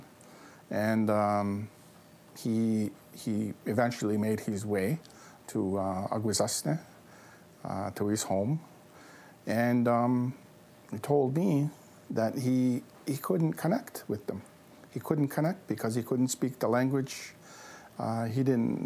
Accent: Kahnawake, Quebec, Canada; I'm from Ganawagi

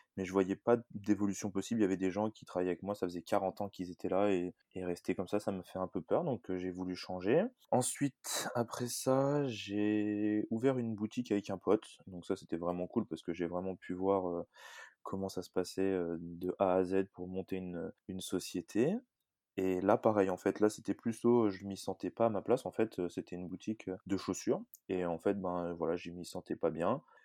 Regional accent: Annecy, Auvergne-Rhône-Alpes, France; moved away as an adult; now in New Zealand; je viens d'Annecy. J'ai passé la majeure partie de mon temps à Annecy et depuis maintenant un petit peu moins d'un an, je suis en Nouvelle-Zélande

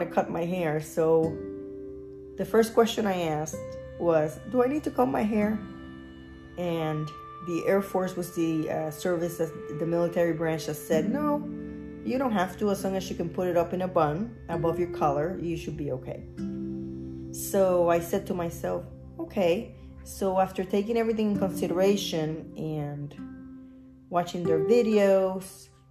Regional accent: Luquillo, Puerto Rico; moved away as an adult; now in Florida, United States; I was born and raised in Luquillo, Puerto Rico

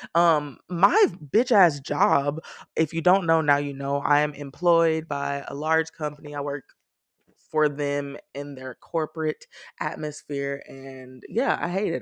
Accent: Texas, United States; I am definitely a Texan who prefers 60 degree weather

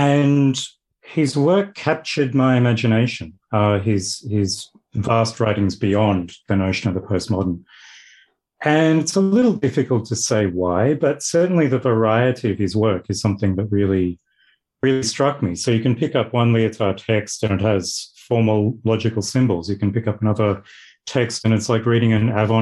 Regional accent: Australia; moved away as an adult; now in Dundee, United Kingdom; I'm from Australia, as you may or may not be able to tell from my accent

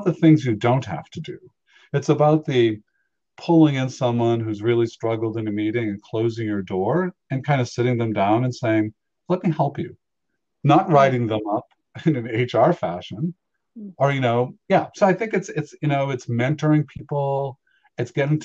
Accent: Boston, Massachusetts, United States; I was the kid who organized all of our hockey games. And in the 1970s in Boston

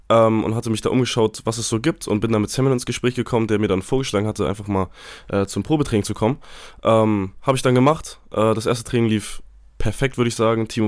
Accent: Hamburg, Germany; moved away as an adult; also born or lived in Wedel; Ich komme äh, gebürtig aus Hamburg, habe in Wedel gespielt äh, und wohne da auch noch, beziehungsweise ja jetzt nicht mehr, beziehungsweise meine Eltern wohnen da noch.

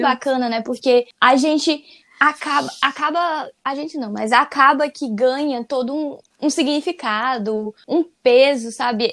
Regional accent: Brazil; a gente é brasileiro

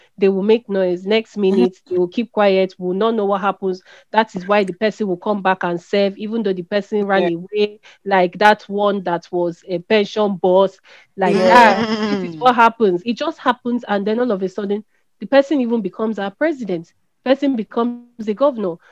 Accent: Niger Delta, Nigeria; we are from the Niger Delta.

